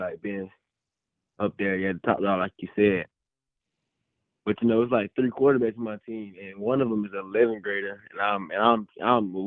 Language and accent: English; Griffin, Georgia, United States; I'm from Griffin, so I have to be able to stand out for my community